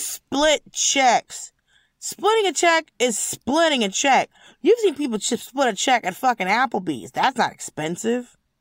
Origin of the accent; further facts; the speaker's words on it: United States; I'm an American